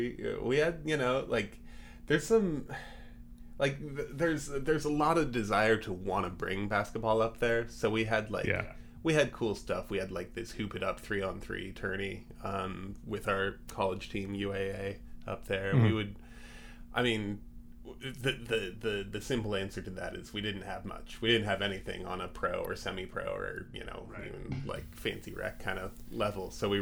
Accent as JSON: {"language": "English", "region": "Alaska", "country": "United States", "tie": "born or raised there", "said": "We all, you know, grew up pretty remote, but you know, had Northwest Sports on the radio and on TV growing up in Alaska."}